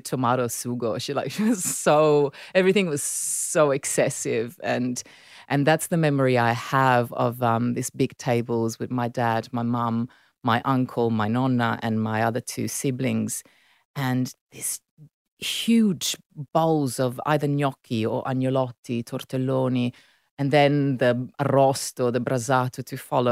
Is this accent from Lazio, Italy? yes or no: no; Milan, Lombardy, Italy; first language Italian; English is a second language; moved away as an adult; now in Sydney, Australia; I was born and raised in Milan, so I grew up in that beautiful city.